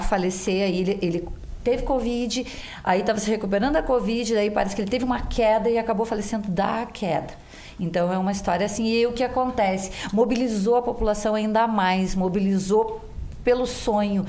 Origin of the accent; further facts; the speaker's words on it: Gaúcho, Rio Grande do Sul, Brazil; para nós que somos gaúchos